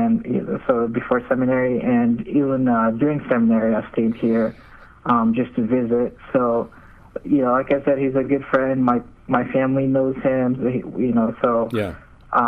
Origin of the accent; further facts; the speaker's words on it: Nigeria; now in United States; I'm from Nigeria.